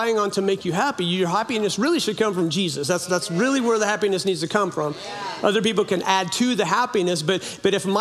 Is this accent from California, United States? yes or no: yes; Orleans, California, United States; moved away; I grew up in a little logging town in Orleans, California, it's in the northern, very, very north